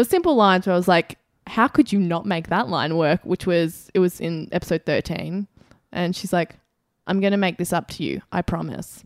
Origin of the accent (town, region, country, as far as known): Australia